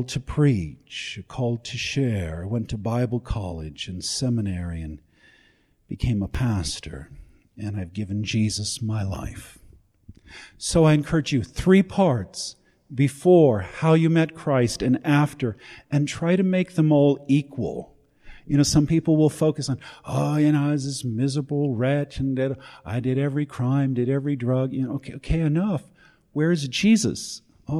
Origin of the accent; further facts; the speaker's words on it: Los Angeles, California, United States; also born or lived in Chicago, Illinois, United States; I was born in Chicago, grew up in Los Angeles